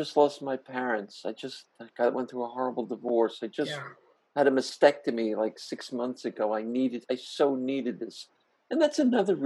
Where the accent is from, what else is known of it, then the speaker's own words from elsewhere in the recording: New Jersey, United States; As a kid, I grew up in Jersey